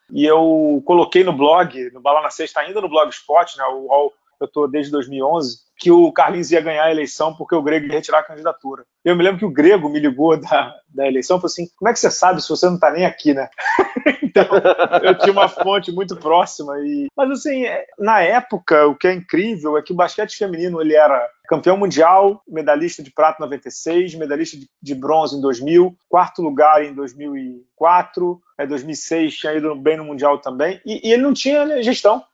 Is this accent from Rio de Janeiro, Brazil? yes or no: yes; Rio de Janeiro, Brazil; Eu sou carioca, tijucano